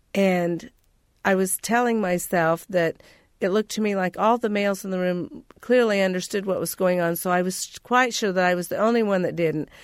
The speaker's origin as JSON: {"language": "English", "town": "Terre Haute", "region": "Indiana", "country": "United States", "tie": "born or raised there", "also_born_or_lived": "Clay County, Indiana", "said": "I grew up in Terre Haute, Indiana"}